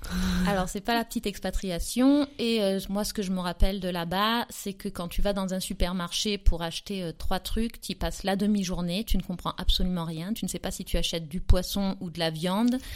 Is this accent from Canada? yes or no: no; south of France, France; Alors je viens d'un peu partout parce que j'ai beaucoup voyagé et j'ai beaucoup surtout déménagé en France depuis toute petite. Mais euh, là où je suis restée le plus longtemps et là où j'ai ma maison que j'appelle ma maison de famille, c'est dans le sud de la France